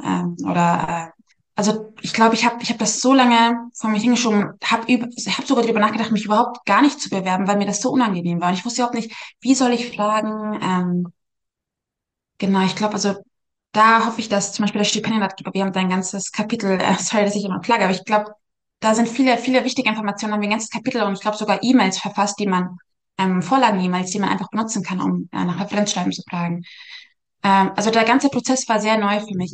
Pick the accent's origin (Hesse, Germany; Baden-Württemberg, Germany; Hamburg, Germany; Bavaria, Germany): Bavaria, Germany; Munich; now in United States; ich komme aus München